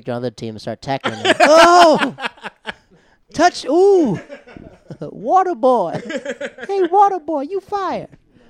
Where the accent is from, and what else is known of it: the South, United States